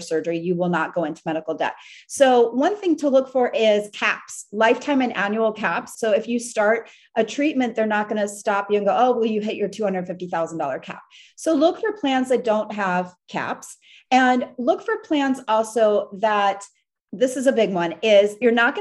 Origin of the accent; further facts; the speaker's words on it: New York, United States; moved away; we're from New York, so we're used to taking cabs all the time